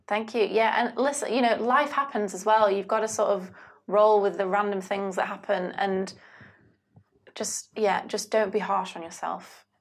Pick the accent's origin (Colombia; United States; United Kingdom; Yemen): United Kingdom; I am British